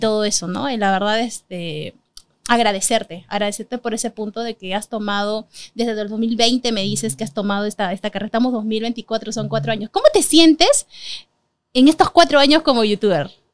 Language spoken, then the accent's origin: Spanish; Peru; somos peruanos